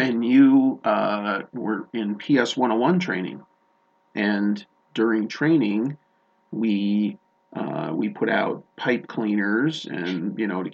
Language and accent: English; Chicago, Illinois, United States; now in Montana, United States; I'm not from Montana, originally grew up in Chicago